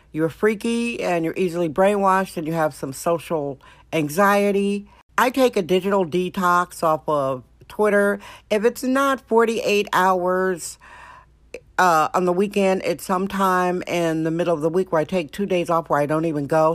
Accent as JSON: {"language": "English", "region": "Wisconsin", "country": "United States", "tie": "born or raised there", "moved": "yes", "lives_now": "San Francisco, United States", "said": "My home state, Wisconsin, Wisconsin"}